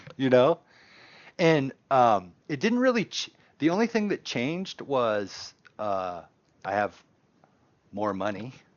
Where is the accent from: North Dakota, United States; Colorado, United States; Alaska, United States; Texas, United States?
Alaska, United States; Palmer; growing up in Palmer